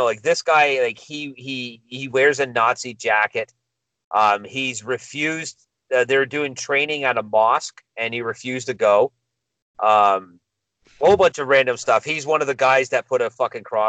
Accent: Milton, Ontario, Canada; I know my hometown

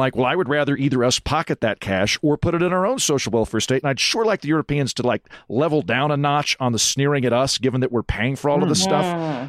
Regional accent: United States; I never deny that I'm American

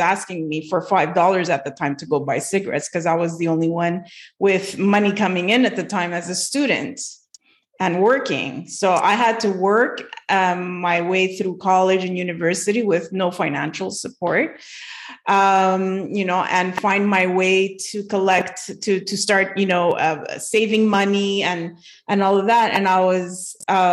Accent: Montreal, Quebec, Canada; I'm from Montreal, Quebec

